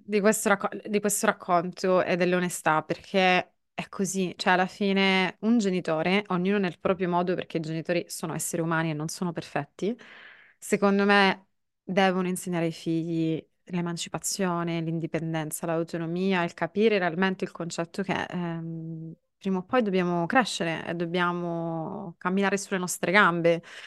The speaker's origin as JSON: {"language": "Italian", "region": "Sicily", "country": "Italy", "said": "io vengo dalla Sicilia"}